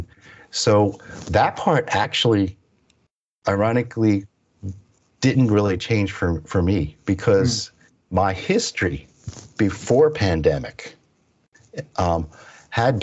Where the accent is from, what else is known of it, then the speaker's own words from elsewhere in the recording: Pennsylvania, United States; also born or lived in Stillwater, Oklahoma; my parents moved out to the East Coast. into Pennsylvania